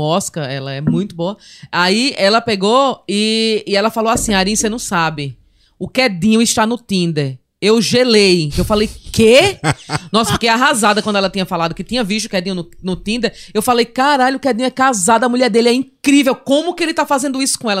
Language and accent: Portuguese; Palmeira dos Índios, Alagoas, Brazil; also born or lived in Maceió; Eu sou de Maceió e mo- não, sou de Maceió e morei em Palmeira. Eu fui para com cinco anos eu fui morar em Palmeira dos Índios Palmeira e morei lá até os 13 anos